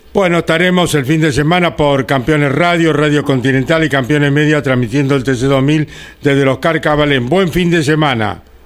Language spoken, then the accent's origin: Spanish; Winifreda, La Pampa, Argentina; mi pueblo, Winifreda en La Pampa